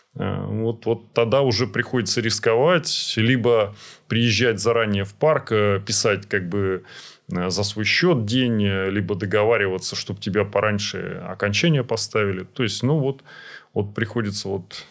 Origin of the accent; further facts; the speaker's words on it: Saint Petersburg, Russia; Я вот вырос на Петроградце, в Петроградском районе